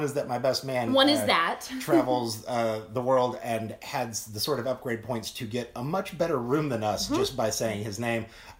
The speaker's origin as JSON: {"language": "English", "town": "Salina", "region": "Kansas", "country": "United States", "tie": "born or raised there", "also_born_or_lived": "Los Angeles", "moved": "yes", "lives_now": "Missouri, United States", "said": "my hometown in Salina, Kansas"}